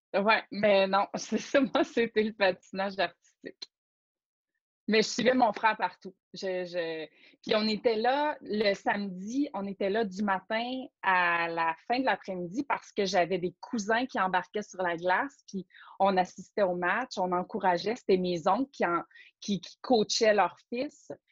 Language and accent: French; Rouyn-Noranda, Quebec, Canada; j'ai été élevée en Abitibi, à Rouen-Noranda plus précisément